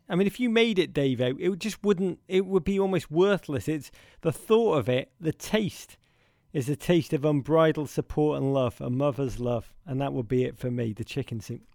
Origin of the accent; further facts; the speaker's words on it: Liverpool, North West England, United Kingdom; where I grew up in Liverpool